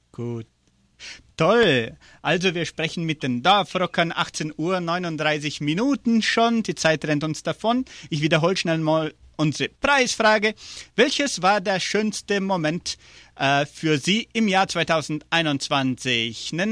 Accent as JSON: {"language": "German", "region": "Entre Ríos", "country": "Argentina", "said": "bei uns ist, wir sind auch aus Entre Rios und fertig."}